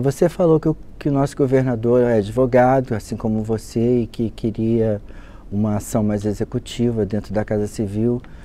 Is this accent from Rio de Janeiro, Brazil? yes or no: yes; Rio de Janeiro, Brazil; eu sou nascido e criado no Rio de Janeiro